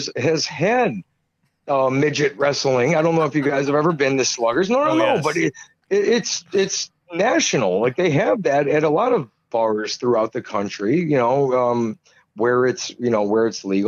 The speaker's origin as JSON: {"language": "English", "town": "Buffalo Grove", "region": "Illinois", "country": "United States", "also_born_or_lived": "Wrigleyville, Chicago", "moved": "as an adult", "lives_now": "Chicago, United States", "said": "I'm originally from Buffalo Grove. It's a suburb of Chicago."}